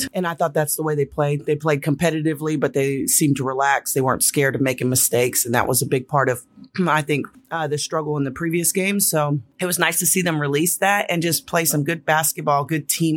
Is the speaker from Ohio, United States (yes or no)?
no; California, United States; I'm from California